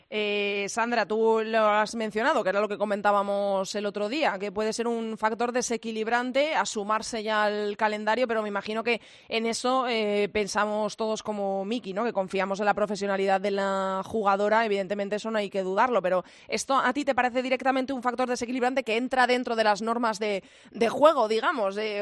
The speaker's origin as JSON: {"language": "Spanish", "town": "Zamora", "region": "Castile and León", "country": "Spain", "said": "yo también soy de Zamora"}